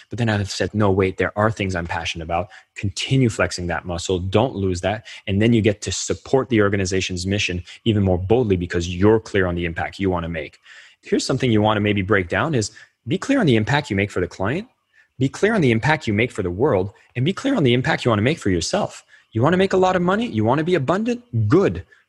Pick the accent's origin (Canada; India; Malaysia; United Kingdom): Canada; As a Canadian